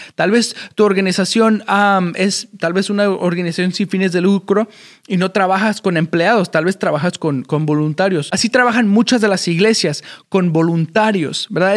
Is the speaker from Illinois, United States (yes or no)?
yes; Chicago, Illinois, United States; moved away as an adult; also born or lived in Mexico City (Nezahualcóyotl), Mexico / Wisconsin, United States; now in Houston, United States; nací en la Ciudad de México, en, la colonia, creo que se le dice, de Neza o Nesa. o a, cuando tenía un año, llegué a Chicago, Illinois, en, los Estados Unidos, y de ahí crecí hasta los 18 años.